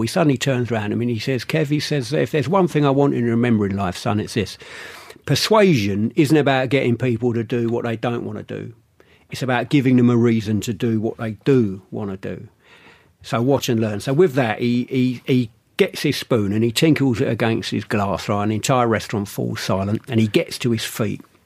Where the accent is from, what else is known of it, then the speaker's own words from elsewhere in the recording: London, United Kingdom; I grew up in London